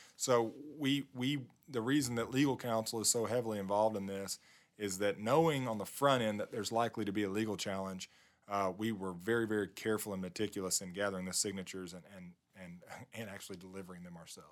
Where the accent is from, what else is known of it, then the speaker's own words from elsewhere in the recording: Southwest Arkansas, United States; I'm from Southwest Arkansas.